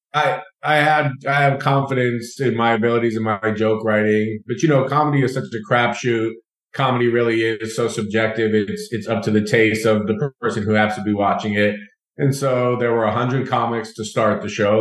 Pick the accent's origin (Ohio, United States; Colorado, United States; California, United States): Colorado, United States; Denver; moved away as an adult; also born or lived in Atlanta, Georgia; I grew up in Denver, Colorado, but I went to Emory University for college.